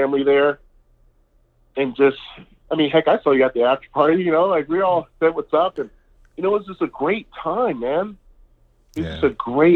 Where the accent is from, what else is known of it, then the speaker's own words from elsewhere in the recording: Seattle, Washington, United States; I grew up in the inner city of Seattle. I mean, Rainier Beach High School